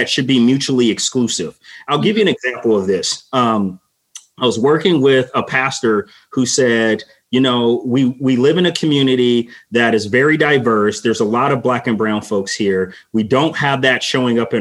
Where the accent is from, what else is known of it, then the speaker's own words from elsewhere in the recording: Los Angeles, California, United States; growing up in Los Angeles